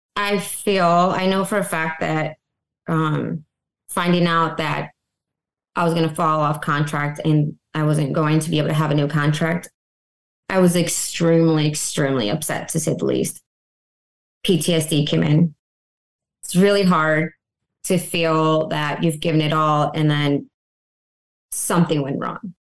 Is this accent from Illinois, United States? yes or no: yes; Benson, Illinois, United States; moved away as an adult; also born or lived in North Carolina / Fort Worth, Texas; Came back to my hometown, Benson, Illinois.